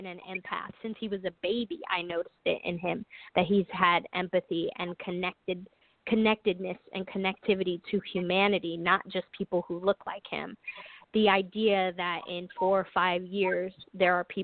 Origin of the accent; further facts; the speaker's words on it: New York City, New York, United States; I'm from New York, because I've always thought of myself growing up in New York City during the 70s and 80s and early 90s